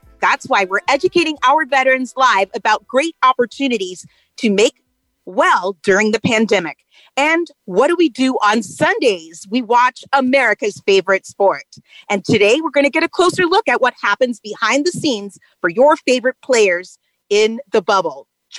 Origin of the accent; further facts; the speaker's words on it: New Orleans, Louisiana, United States; my hometown of NOLA, New Orleans, Louisiana.